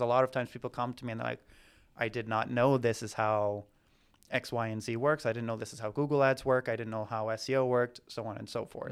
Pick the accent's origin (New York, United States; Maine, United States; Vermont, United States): Maine, United States; Southern; moved away as an adult; also born or lived in Boston / Nicaragua / Amazon, South America; now in Atlanta, United States; I'm originally from Southern Maine